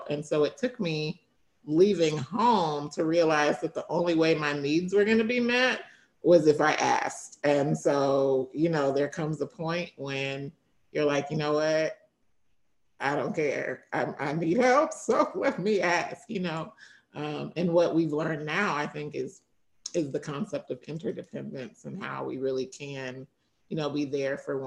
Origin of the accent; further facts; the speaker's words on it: Kentucky, United States; moved away; also born or lived in Tennessee / Washington, D.C.; I grew up in Kentucky.